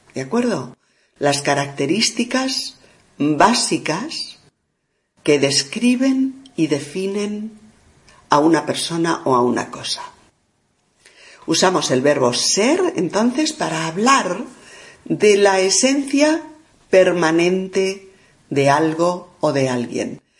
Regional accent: Spain; soy una mujer española

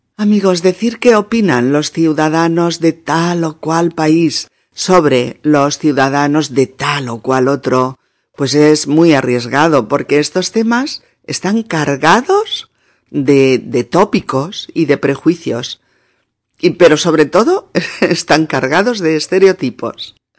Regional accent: Spain

